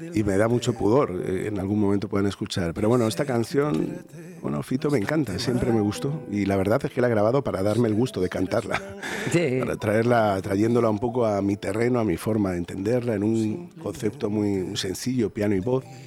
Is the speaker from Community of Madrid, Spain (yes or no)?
yes; Madrid, Community of Madrid, Spain; Yo soy de Vallecas, yo soy del Rayo Vallecano